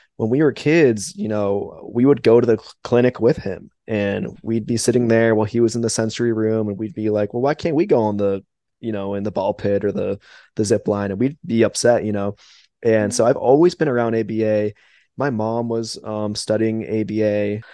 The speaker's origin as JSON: {"language": "English", "town": "West Palm Beach", "region": "Florida", "country": "United States", "said": "I'm originally from West Palm Beach"}